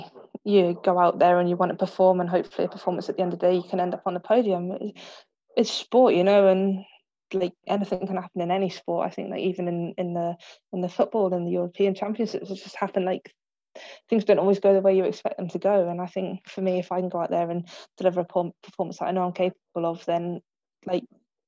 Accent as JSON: {"language": "English", "region": "England", "country": "United Kingdom", "said": "Yeah, but when it comes to that, I'm English through and through."}